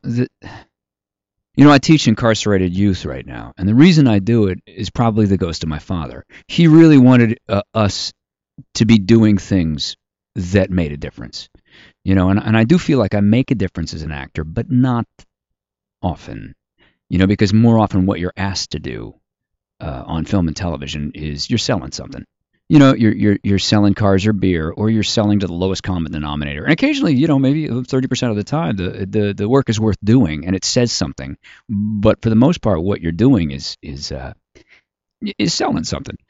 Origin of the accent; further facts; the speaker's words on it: Washington, District of Columbia, United States; I grew up on Capitol Hill, seven blocks from the Capitol.